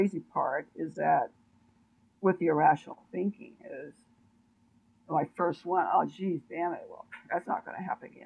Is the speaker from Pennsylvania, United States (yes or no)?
no; Oakland, California, United States; I'm originally from Oakland, California, which is a very, very, very, very bad town. So my environment was full with drugs